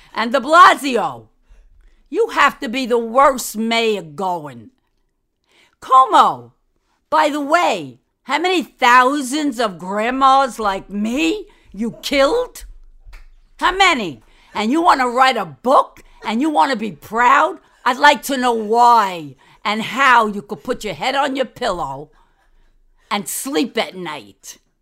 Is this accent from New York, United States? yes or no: yes; New York City, New York, United States; I'm a New Yorker. I was born, I was raised, my mother died there, my father died there, and my brother died there. Downtown Manhattan. You like the accent?